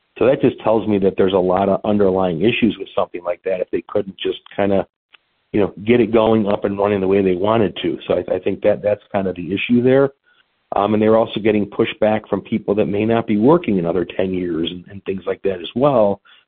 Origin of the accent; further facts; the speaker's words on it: Illinois, United States; my home state of Illinois